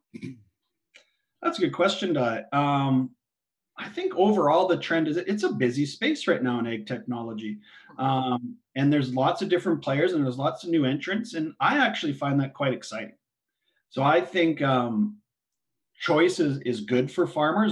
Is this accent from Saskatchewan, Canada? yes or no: yes; Saskatchewan, Canada; I'm born and raised in Saskatchewan, just about uh, our home farm's 40 miles southeast of Regina.